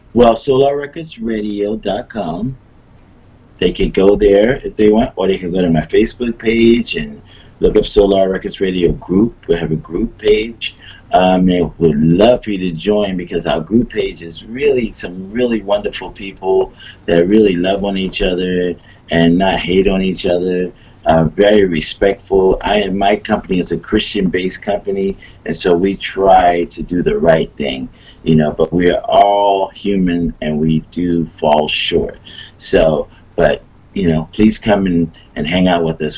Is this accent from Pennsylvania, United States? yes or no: yes; Philadelphia, Pennsylvania, United States; moved away; I'm from Philly